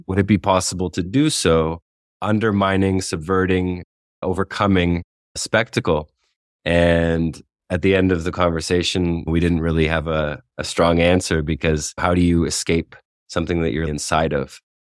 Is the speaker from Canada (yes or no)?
yes; Canada; now in Oaxaca, Mexico; as a Canadian national